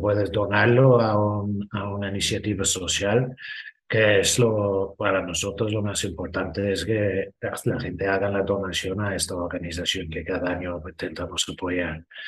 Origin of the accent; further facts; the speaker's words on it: Ireland; Spanish is a second language; now in Spain; Soy irlandés